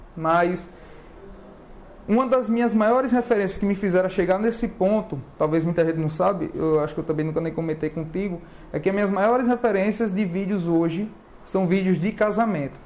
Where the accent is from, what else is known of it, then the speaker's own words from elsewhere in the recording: Maceió, Alagoas, Brazil; also born or lived in Pernambuco / Bahia; now in Fortaleza, Brazil; Eu sou alagoano, nasci em Maceió. E depois morei em Pernambuco, morei na Bahia. Aí tô aqui agora.